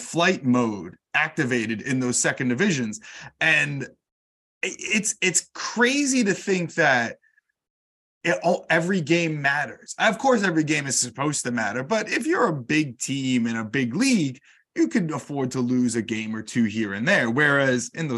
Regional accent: New York, United States; accent: American; I'm from New York

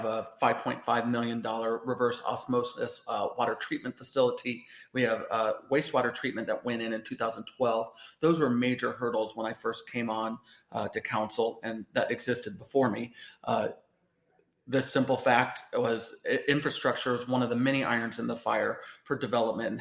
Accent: Washington, Iowa, United States; I grew up on a farm outside of Washington, Iowa

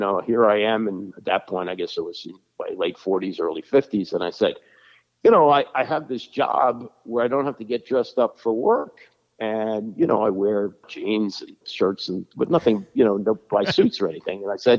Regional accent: Washington, District of Columbia, United States; Oh, well, yeah, I grew up in Washington. And, you know, when I was a kid, the Washington Senators left town when I was 13 years old.

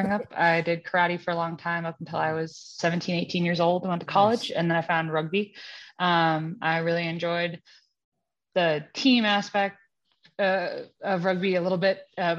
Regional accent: New England, United States; moved away as an adult; also born or lived in Alabama / Boston; now in Castle Rock, United States; I'm from New England

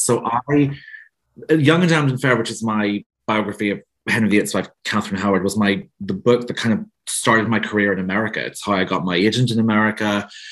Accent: Northern Ireland, United Kingdom; you can tell from my accent. I'm from Northern Ireland

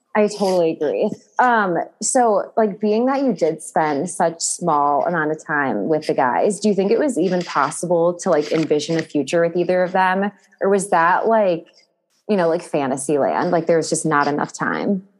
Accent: Cleveland, Ohio, United States; now in Newport Beach, United States; I'm from Ohio

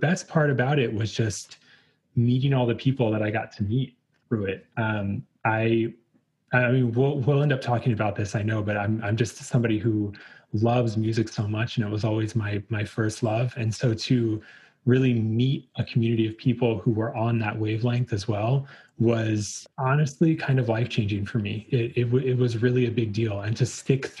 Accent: Virginia, United States; also born or lived in Richmond, Virginia; So I am from Virginia originally, and we were living in Richmond at the time

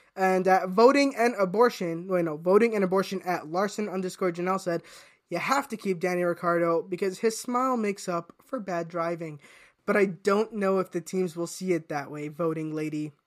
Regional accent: United States; I, as an American

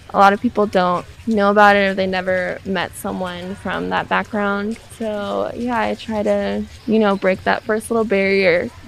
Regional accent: United States; So I'm Native American. I grew up on a reservation

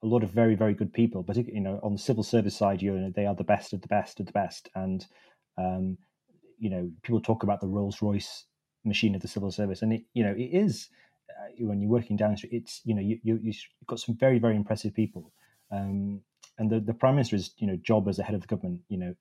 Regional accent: Wakefield, Yorkshire and the Humber, United Kingdom; I grew up in the Morley and Outwood bit of Wakefield

